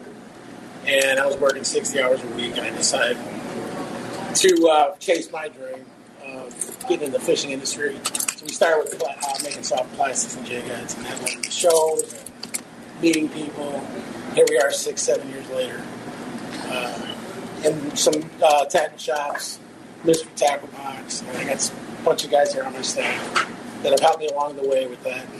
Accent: Palos Hills, Illinois, United States; now in Indiana, United States; I'm originally from Palos Hills

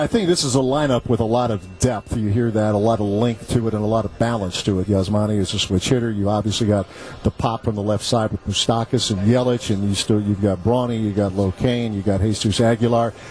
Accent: Ohio, United States; moved away; I grew up in Ohio

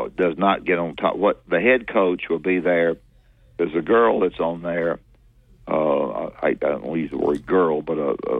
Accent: Mars Hill, United States; I'm from Mars Hill

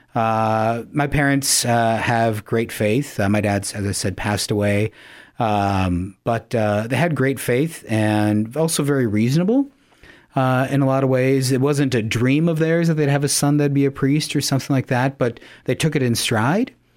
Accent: Yankton, South Dakota, United States; now in Sioux Falls, United States; I'm originally from Yankton, South Dakota, uh, was raised there.

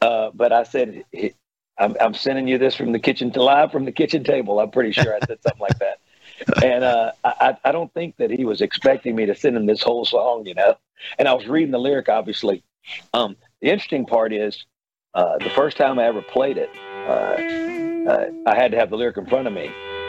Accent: Mississippi, United States; born or raised there; also born or lived in Nashville, Tennessee

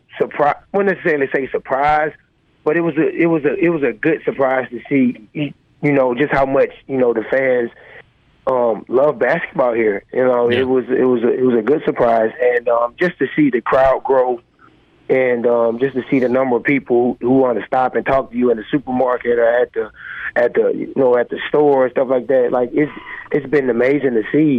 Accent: Mobile, Alabama, United States; moved away as an adult; also born or lived in Indiana / Mississippi; now in Hattiesburg, United States; I'm from Mobile

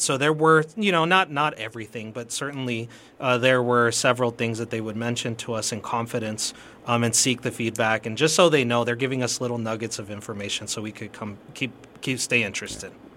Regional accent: El Paso, Texas, United States; I've been, uh, born and raised in El Paso

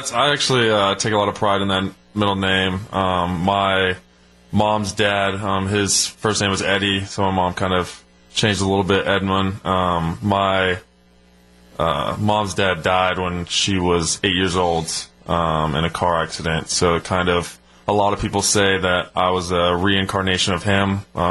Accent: Arizona, United States; Oh, it was crazy. My parents met when I think my dad played Pop Warner with my mom, was a cheerleader for him.

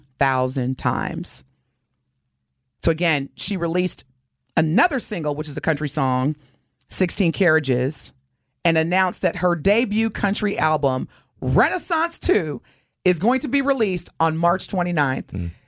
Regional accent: Southern Indiana, United States; now in Texas, United States; I was born and raised in Southern Indiana.

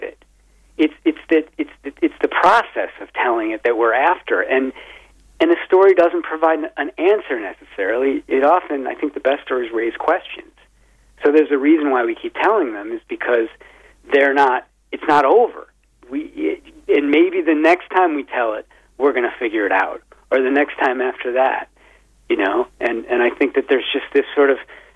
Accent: Midwest, United States; also born or lived in Wisconsin; now in Vermont, United States; I live in Vermont, and, you know, although I'm from the Midwest, spent a lot of time in Wisconsin

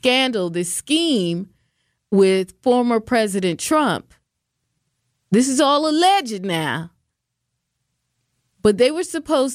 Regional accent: Washington, United States; now in Wisconsin, United States; I'm from Washington State, the state of Washington, where Seattle and the Space Needle are

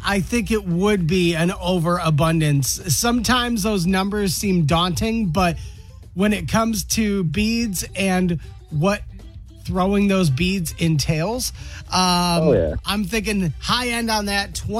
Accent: Rochester Hills or Warren, Michigan, United States; now in Kalamazoo, United States; my hometown

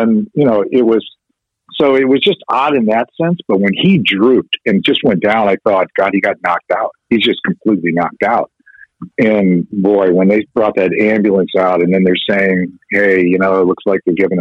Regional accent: Chicago, Illinois, United States; I'm from Chicago

